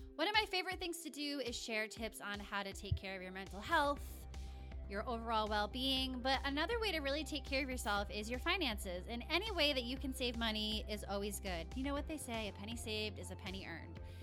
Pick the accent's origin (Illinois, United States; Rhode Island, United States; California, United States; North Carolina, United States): Rhode Island, United States; moved away as an adult; now in Los Angeles, United States; I grew up in Rhode Island, the tiniest, tiniest of states